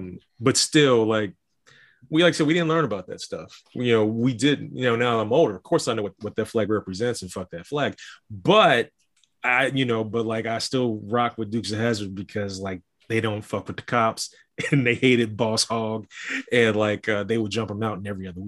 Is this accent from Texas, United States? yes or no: no; Ohio, United States; also born or lived in Valdosta, Georgia; now in Lexington, United States; I was born in Valdosta, Georgia, transferred up to Ohio at the age of 5. But I moved to Lexington, Kentucky 13 years ago, 14 years ago, actually.